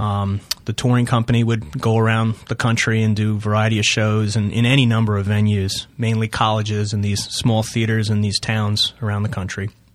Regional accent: East Northport, New York, United States; I'm from, uh, East Northport, which is in Suffolk County on Long Island

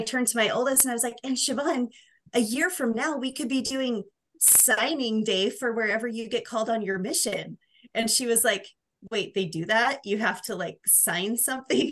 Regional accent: Oregon, United States; now in Utah, United States; I grew up in Oregon

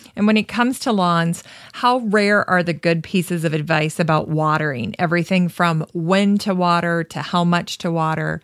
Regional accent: Minnesota, United States; we're from Minnesota

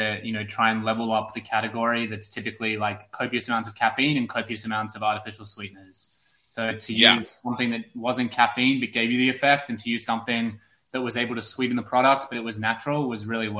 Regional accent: Sydney, New South Wales, Australia; now in New York, United States; I moved to New York from Sydney, Australia about 4 years ago.

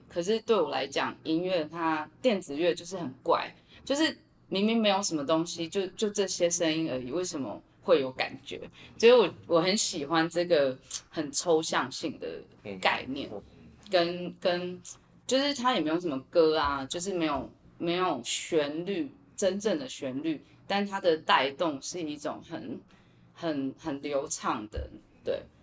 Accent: Taiwan; 我自己觉得我身在台湾四面环海

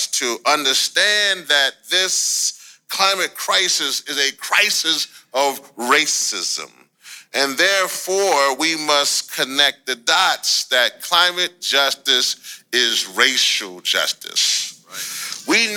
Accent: Louisiana, United States; back home to my home state of Louisiana

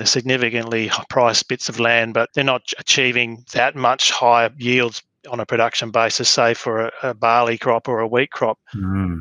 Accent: Mount Barker, Western Australia, Australia; now in Albany, Australia; grew up uh, on a farm west of west of um, Mount Barker

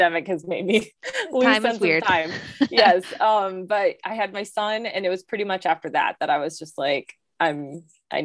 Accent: Muskegon, Michigan, United States; I got stationed in Muskegon, which is my hometown of Michigan

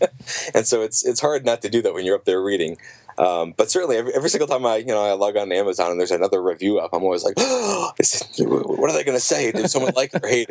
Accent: Yellow Springs, Ohio, United States; my hometown, Yellow Springs, Ohio

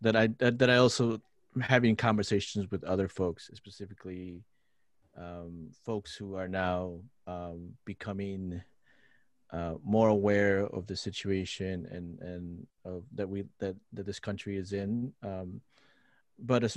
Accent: Lima, Peru; now in Twin Cities, United States; I grew up in Lima, Peru. I'm a city kid

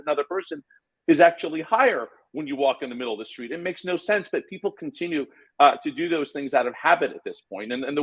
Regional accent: Iran; now in United States; when I was born in Iran, it was pre-revolution. You know, when I was a kid, the revolution occurred

